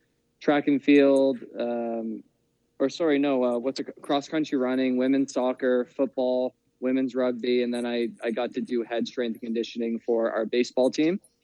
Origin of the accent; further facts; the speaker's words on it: Cole Harbour, Nova Scotia, Canada; I'm from Nova Scotia, small town, Cole Harbour.